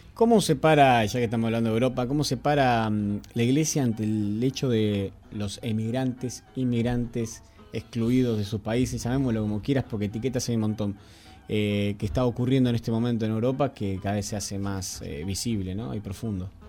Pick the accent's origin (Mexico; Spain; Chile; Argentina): Argentina; nosotros somos argentinos